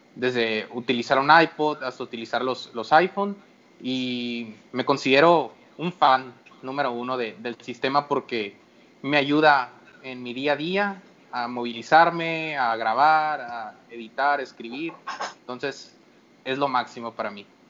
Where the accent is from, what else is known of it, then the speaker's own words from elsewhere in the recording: Hermosillo, Sonora, Mexico; soy de Hermosillo